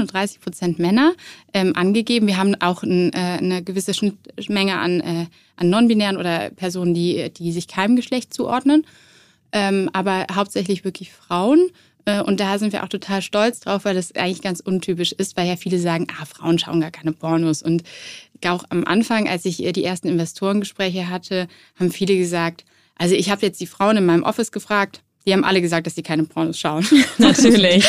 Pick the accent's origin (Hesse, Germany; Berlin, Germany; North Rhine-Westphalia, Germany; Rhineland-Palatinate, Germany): North Rhine-Westphalia, Germany; Cologne; ich war so zwölf und ähm, ich bin damals in Köln zur Schule gegangen